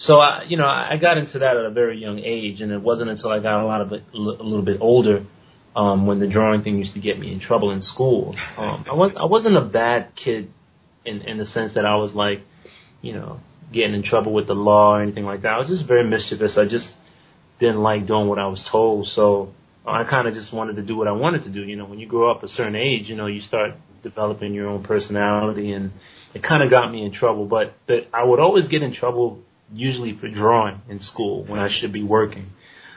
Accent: New York City, New York, United States; also born or lived in South Korea; I'm from New York City. You know, I'm born and raised in the South Bronx

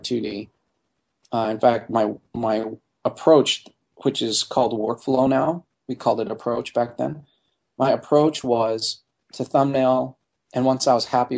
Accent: Montreal, Quebec, Canada; moved away as an adult; growing up in Montreal and seeing National Film Board animation on television all the time

